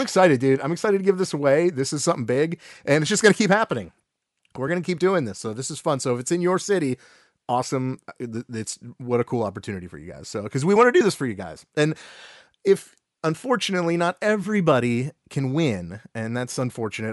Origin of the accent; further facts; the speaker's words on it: Cleveland, Ohio, United States; we are from the Cleveland area